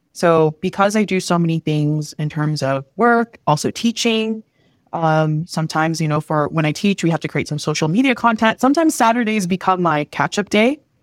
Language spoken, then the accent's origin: English; near Toronto, Ontario, Canada; also born or lived in Manila, Philippines / Vancouver; my current home, which is near Toronto, and then just because this is where I grew up